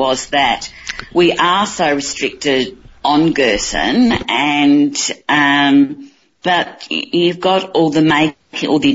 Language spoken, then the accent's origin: English; Cairns, Queensland, Australia; in my hometown of Cairns